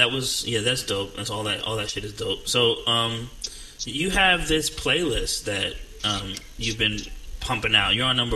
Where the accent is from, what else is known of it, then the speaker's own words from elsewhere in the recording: New Jersey, United States; now in Atlanta, United States; I'm from New Jersey